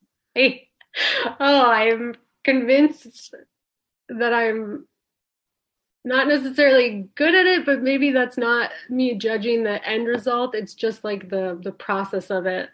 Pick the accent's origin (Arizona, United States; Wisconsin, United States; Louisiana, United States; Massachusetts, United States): Wisconsin, United States; Lake Nebagamon; moved away; I grew up in northwestern Wisconsin.